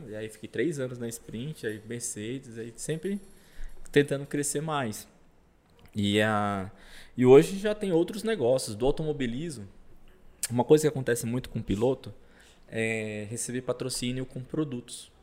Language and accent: Portuguese; Parauapebas, Pará, Brazil; Eu sou do sul do Pará